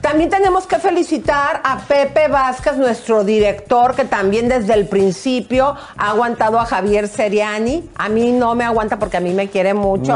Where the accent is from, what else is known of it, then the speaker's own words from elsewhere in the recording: Mexico; para mí como mexicana